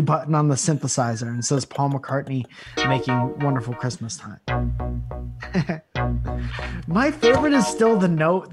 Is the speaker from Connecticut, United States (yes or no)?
yes; Connecticut, United States; moved away; my hometown in Connecticut